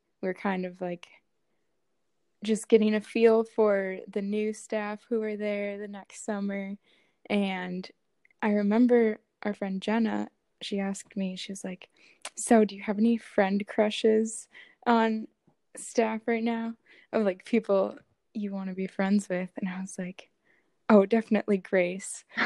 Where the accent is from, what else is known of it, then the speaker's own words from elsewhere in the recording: Minnesota, United States; I am from Minnesota, and that's where I am now